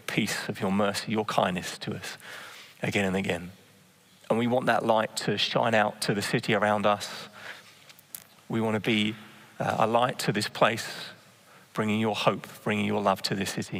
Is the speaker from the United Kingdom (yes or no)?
yes; Bedford, East of England, United Kingdom; now in Amsterdam, Netherlands; I was born in Bedford in England